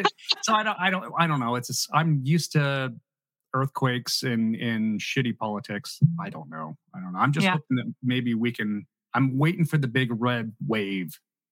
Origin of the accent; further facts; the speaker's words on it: California, United States; Born and raised in California.